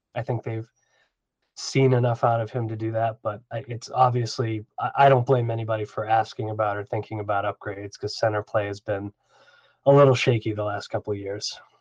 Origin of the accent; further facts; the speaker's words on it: New England, United States; when I was a kid growing up in New England